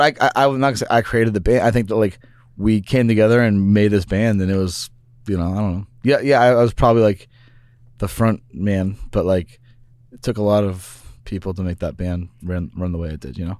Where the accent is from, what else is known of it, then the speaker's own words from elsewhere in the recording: Kansas City, Missouri, United States; moved away; also born or lived in Venice Beach, California; I grew up in Kansas City